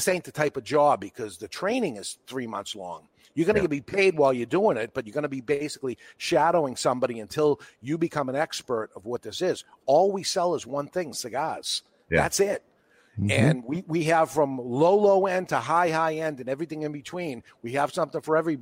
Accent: Boston, Massachusetts, United States; accent: New England; I am a Bostonian

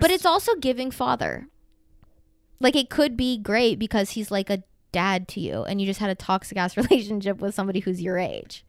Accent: the Bible Belt, the South, United States; I grew up in the literal Bible Belt in, like, mega church.

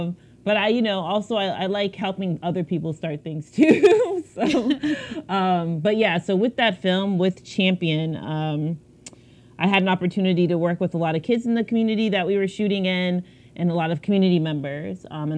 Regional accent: Miami, Florida, United States; also born or lived in Nigeria / Boston / Lagos; now in New York, United States; So I actually grew up in Miami. So I was born in Nigeria, and my parents were like, oh, she's 3 months old. Let's go to the United States, you know? And so they came to Miami in the 1980s

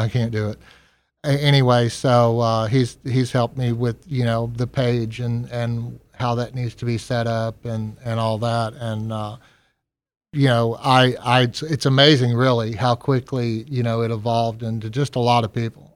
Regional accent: Texas, United States; moved away as an adult; also born or lived in New Orleans; now in Gulfport, United States; I'm originally from Texas

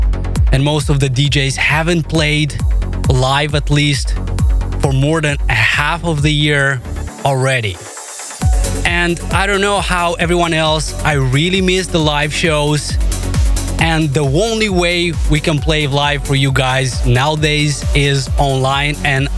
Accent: Moldova; it's gonna be in my home country of Moldova because we still can't leave.

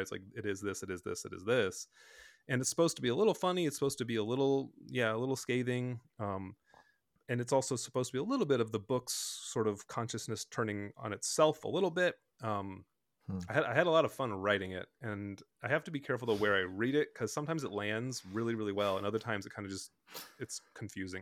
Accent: Bloomington, United States; my brothers and I grew up in Bloomington

